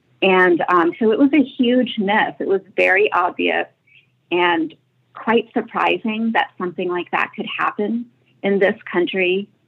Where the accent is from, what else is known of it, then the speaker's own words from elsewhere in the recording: Paris, Île-de-France, France; I am from Paris.